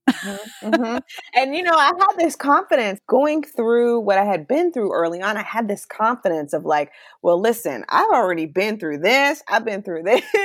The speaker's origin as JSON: {"language": "English", "town": "Charlotte", "region": "North Carolina", "country": "United States", "tie": "born or raised there", "also_born_or_lived": "Chicago / Virginia", "moved": "as an adult", "said": "we ended up moving to Virginia, which was about four hours away from Charlotte, my hometown."}